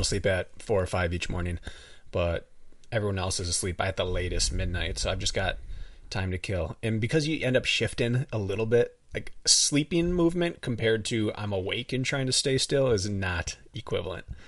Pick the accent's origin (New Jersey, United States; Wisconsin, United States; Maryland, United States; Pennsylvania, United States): Wisconsin, United States; accent: up north; also born or lived in Milwaukee; I say a little differently than, like, the rest of Milwaukee. It's a little more up north